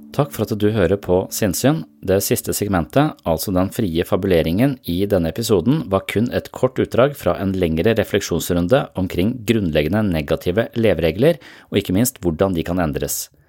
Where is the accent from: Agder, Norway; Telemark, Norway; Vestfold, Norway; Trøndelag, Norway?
Vestfold, Norway; Tønsberg; moved away as an adult; also born or lived in Denmark; når jeg flytta fra Tønsberg, hvor jeg vokste opp, til militæret, og når jeg flytta fra militæret til Danmark